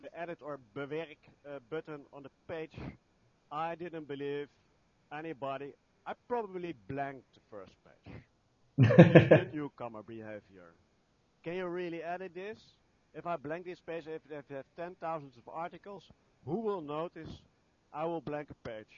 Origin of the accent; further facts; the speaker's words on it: Netherlands; I'm from the Netherlands. I live in The Hague.